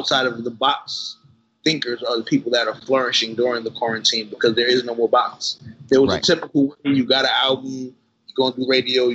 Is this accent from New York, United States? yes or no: yes; New York, United States; I'm from Brooklyn